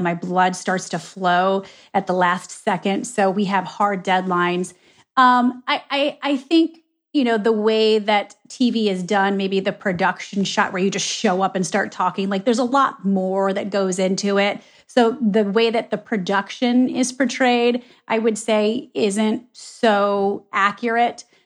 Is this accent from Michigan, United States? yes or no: yes; Michigan, United States; moved away; also born or lived in Ohio; I was born and raised in Michigan